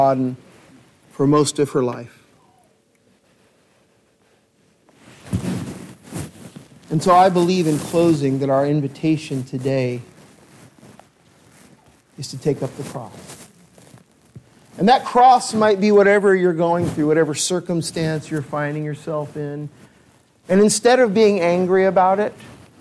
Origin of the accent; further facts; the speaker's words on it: California, United States; growing up in California